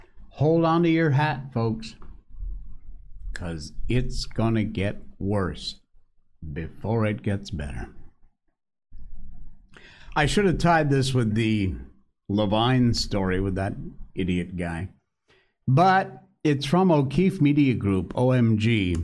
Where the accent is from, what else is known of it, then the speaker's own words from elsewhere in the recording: United States; now in China; Here where I live, chili sauce is the big thing, but I'm still an American patriot and I stick with my ketchup.